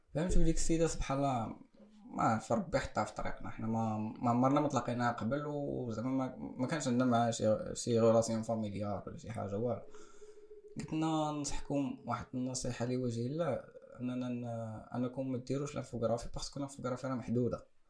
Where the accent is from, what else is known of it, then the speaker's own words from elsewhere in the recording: Morocco; في المغرب كاين شي حاجة بعدا على ليبوك اللي كنت انا كنقرا فيها